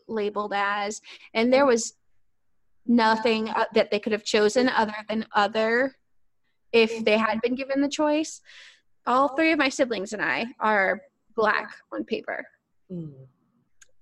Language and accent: English; Arkansas, United States; growing up in the South as a mixed race person because I am from Arkansas